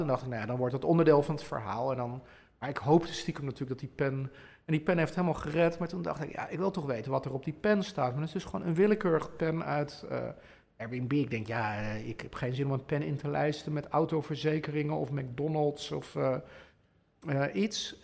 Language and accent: Dutch; Bilthoven, Utrecht, Netherlands; ik groeide op in Beeldhoven Noord